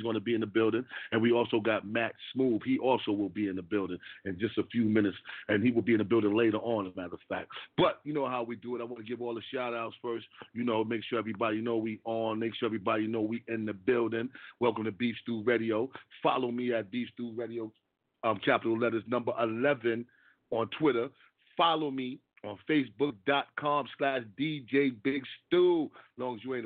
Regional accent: New York City, New York, United States; I'm from Harlem, from the same neighborhood as CP5

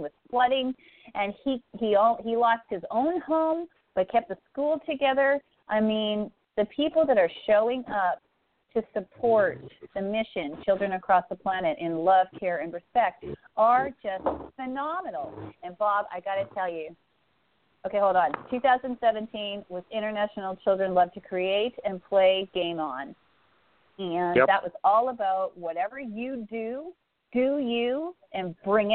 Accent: Saskatchewan, Canada; I'm from Saskatchewan, 72 tribes just in my one province

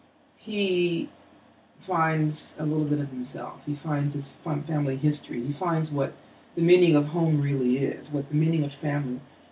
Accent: Kansas City, United States; moved away; my hometown, Kansas City, was.

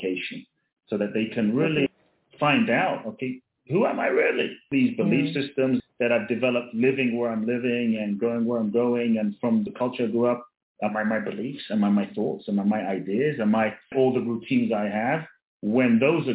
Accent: London, United Kingdom; also born or lived in Ghana; when I was a kid, born in Ghana, West Africa. My father's from Ghana. My mother's Japanese. I grew up in London

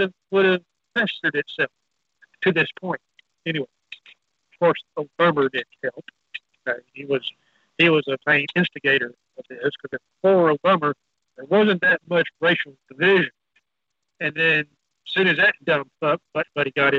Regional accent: Texas, United States; I'm Texas

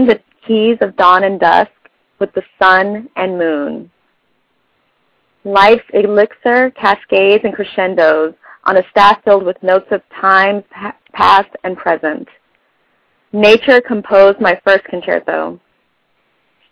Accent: Los Angeles, California, United States; now in London, United Kingdom; I used to live in Van Nuys, but now I live in London

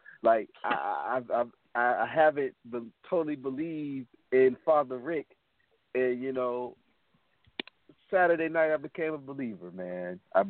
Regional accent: Atlanta, Georgia, United States; now in West Palm Beach, United States; I live in West Palm. I'm from Atlanta, but I live in West Palm currently.

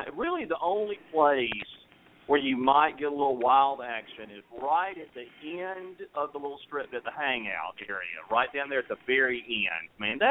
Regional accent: Huntsville, Alabama, United States; also born or lived in Tennessee; I'm from, well, I was born in Tennessee, but I'm from Alabama.

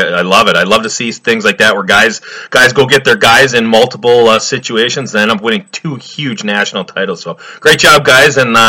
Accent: Hibbing, Minnesota, United States; moved away; Then today I drove up to my hometown, the thriving metropolis of Hibbing, Minnesota. So I'm up at my parents' house doing this.

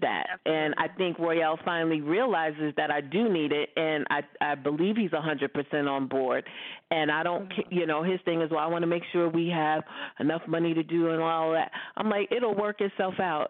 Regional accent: New York City, New York, United States; I grew up in Brooklyn.

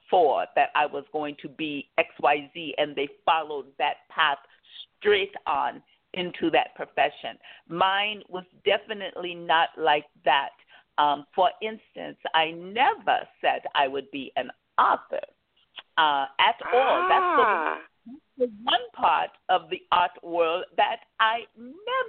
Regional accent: Kansas, United States; small towns like the one I grew up in Kansas

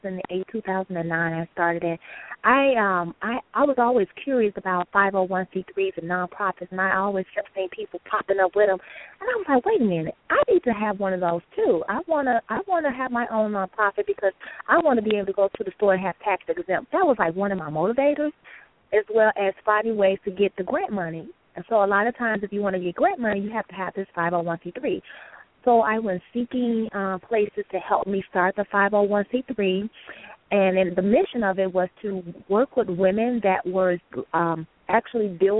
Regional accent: Chicago, Illinois, United States; also born or lived in Texas / Florida; I am from Chicago, west side of Chicago

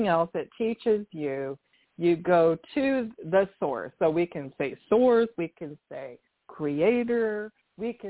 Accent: Washington, United States; also born or lived in Sacramento, California; went back to Washington State. That's my home. Well, I call it my home state, but, you know, it's where I spent most of my life

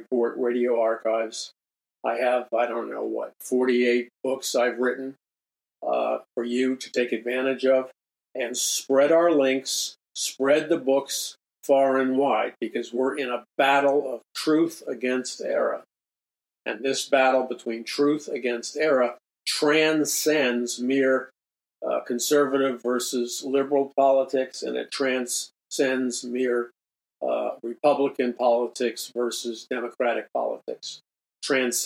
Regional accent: United States; I'm an American

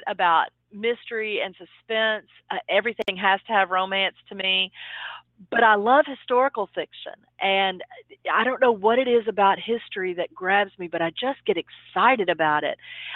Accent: Dallas, Texas, United States; here in Dallas, which is my hometown.

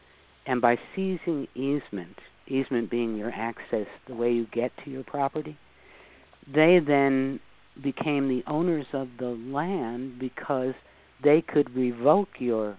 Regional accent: New York City, New York, United States; because I am from New York City, and I have to say, and I'm from the Bronx, and I'll tell you, one of the things that you learn in New York City is you learn to smell a scam about a light year away.

